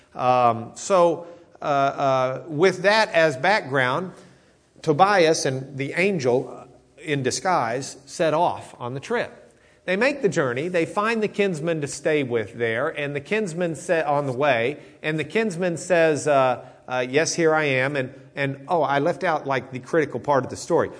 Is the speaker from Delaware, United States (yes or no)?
no; Lubbock, Texas, United States; I grew up in Lubbock